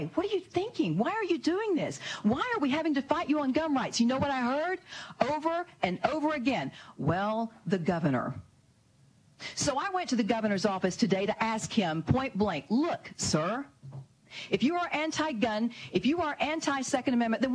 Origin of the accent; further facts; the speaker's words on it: Arkansas, United States; my home state of Arkansas